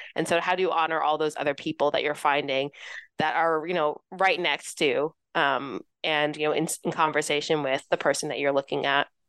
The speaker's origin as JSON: {"language": "English", "town": "Los Angeles", "region": "California", "country": "United States", "tie": "born or raised there", "also_born_or_lived": "New York City / Florida", "moved": "as an adult", "said": "I grew up in Southern California, uh, Los Angeles area."}